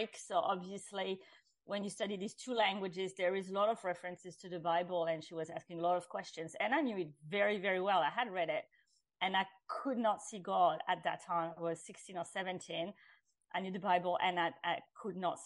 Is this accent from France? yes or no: yes; France; I grew up in France, which is traditionally a Catholic country